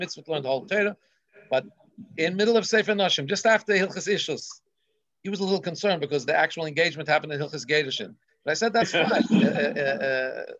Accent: Melbourne, Victoria, Australia; my grandfather's bookstore, Cantor's bookstore in Melbourne, Australia, where I grew up on St. Kilda Road

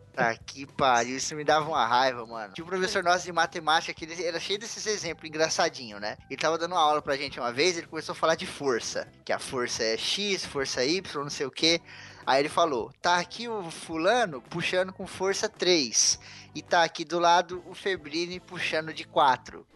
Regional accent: Santana de Parnaíba, São Paulo, Brazil; Que eu sou aqui de Santana de Parnaíba

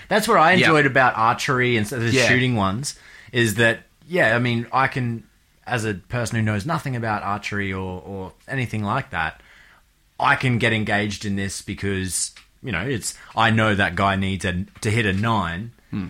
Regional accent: Australia; as an Australian

